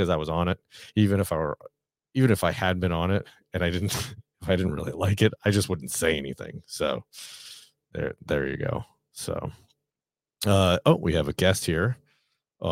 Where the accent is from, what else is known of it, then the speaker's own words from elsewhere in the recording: New England, United States; I'm from New England